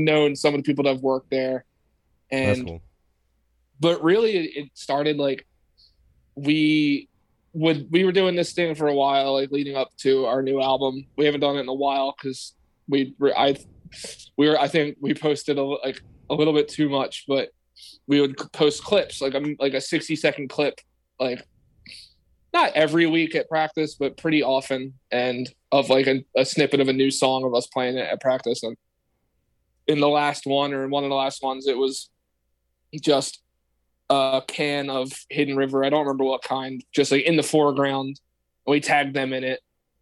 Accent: Delaware County, Pennsylvania, United States; I grew up in Delaware County.

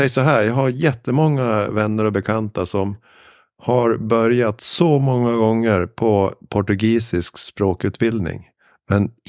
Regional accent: Sweden; för portugisiska är ju ett otroligt svårt språk, tycker jag

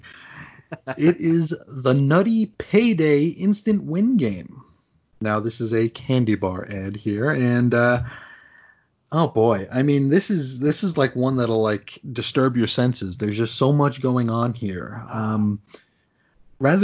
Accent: New York City, New York, United States; I grew up in New York City

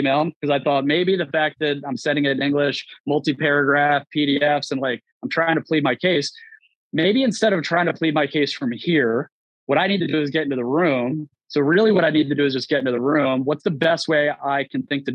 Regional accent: Baltimore, Maryland, United States; moved away; I was born in Baltimore, very rough neighborhood, very underserved community

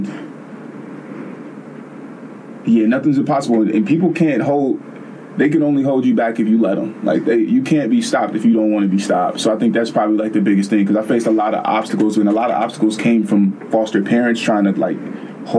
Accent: the Bay Area, California, United States; I'm from the Bay

